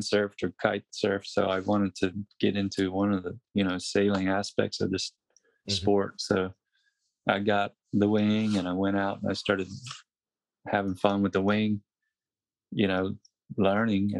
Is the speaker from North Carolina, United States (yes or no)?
yes; Wilmington, North Carolina, United States; moved away as an adult; growing up in North Carolina